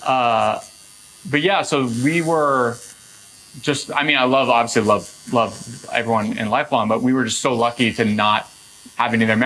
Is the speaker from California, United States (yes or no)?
yes; Northern California, United States; now in Los Angeles, United States; I grew up in Northern California